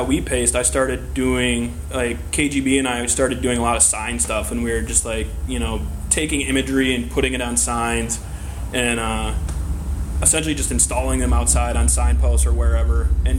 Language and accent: English; Southeast Michigan, United States; moved away as an adult; also born or lived in New York; I moved to New York in, like, 99, and, I'd been doing, like, a lot of graffiti. Like, I'm from Southeast Michigan, and I've been doing a lot in Detroit